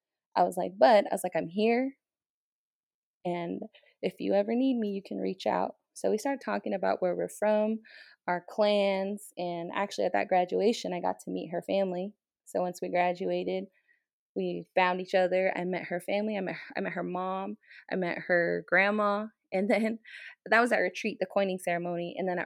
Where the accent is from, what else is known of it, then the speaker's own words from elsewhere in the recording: United States; I was like, I'm Native American. I was like, I'm from the Navajo tribe.